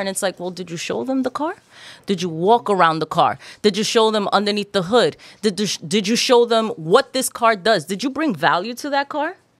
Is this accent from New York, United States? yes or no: yes; New York City, New York, United States; also born or lived in Queens Village, New York / Dominican Republic (ancestry); I grew up in Corona, Queens. I'm Dominican